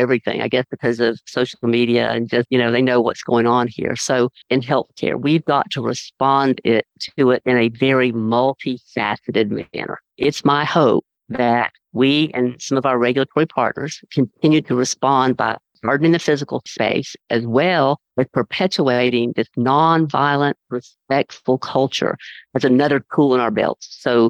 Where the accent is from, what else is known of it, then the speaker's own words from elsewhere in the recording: United States; I love being an American